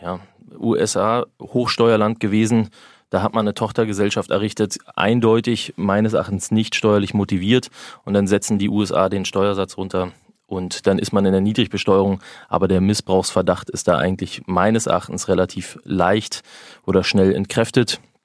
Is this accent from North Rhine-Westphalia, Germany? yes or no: no; Berlin, Germany; also born or lived in Frankfurt (Oder); ich bin Berliner